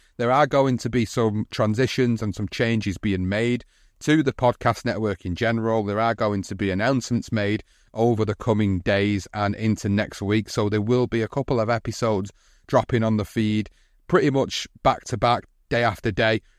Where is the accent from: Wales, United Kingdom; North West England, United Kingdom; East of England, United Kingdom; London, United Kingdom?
North West England, United Kingdom; Oldham; In my hometown of Oldham